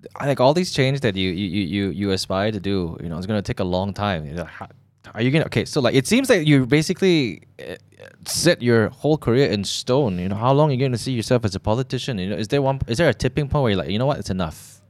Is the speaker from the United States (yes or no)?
no; Malaysia; growing up in Malaysia